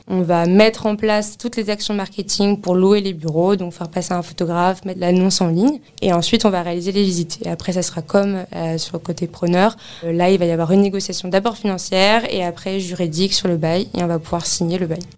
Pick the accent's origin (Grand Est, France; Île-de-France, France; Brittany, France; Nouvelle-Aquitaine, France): Île-de-France, France; Paris; also born or lived in Lille; je suis née à Paris, j'ai grandi à Paris